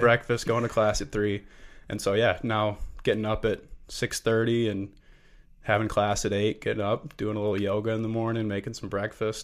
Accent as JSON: {"language": "English", "town": "Lake Zurich", "region": "Illinois", "country": "United States", "tie": "born or raised there", "moved": "as an adult", "said": "I am from Lake Zurich, Illinois, suburb of Chicago. Um, grew up with an incredible family back home."}